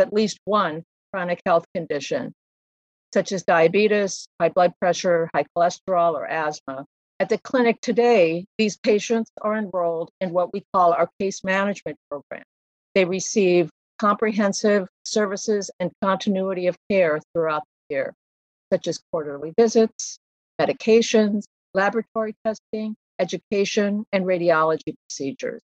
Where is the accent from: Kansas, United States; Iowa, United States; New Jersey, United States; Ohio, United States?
Iowa, United States; Ames; also born or lived in New York City; now in Iowa City, United States; I grew up in Ames, I moved to New York City right after college